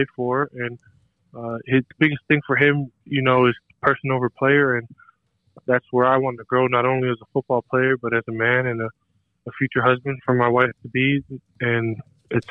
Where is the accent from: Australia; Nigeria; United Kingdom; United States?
United States; Kapolei, Hawaii; moved away; I'm originally from Kapolei, Hawaii. That's on Oahu.